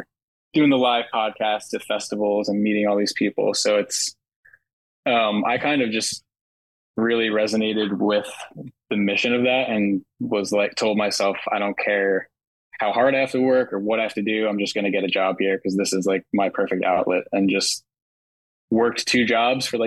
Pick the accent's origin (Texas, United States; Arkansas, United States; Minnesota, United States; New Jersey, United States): New Jersey, United States; Jersey Shore; living at the Jersey Shore